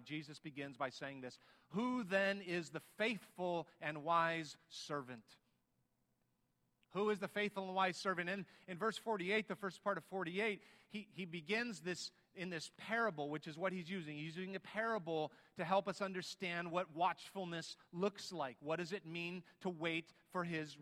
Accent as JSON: {"language": "English", "country": "United States", "said": "we're Americans"}